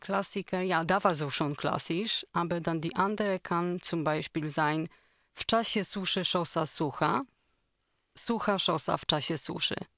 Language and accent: German; Poland; German is a second language; now in Tyrol, Austria; Polen, woher ich komme ursprünglich